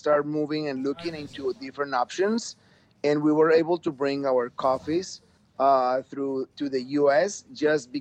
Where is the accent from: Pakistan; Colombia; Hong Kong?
Colombia; Manizales, Caldas; moved away as an adult; So we came back to Colombia, to my hometown, which is called Manizales.